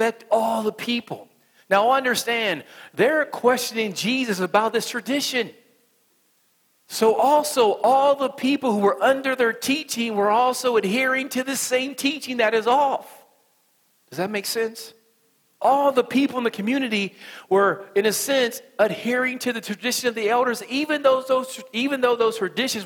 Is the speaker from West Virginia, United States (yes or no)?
yes; West Virginia, United States; accent: country accent; I'm from West Virginia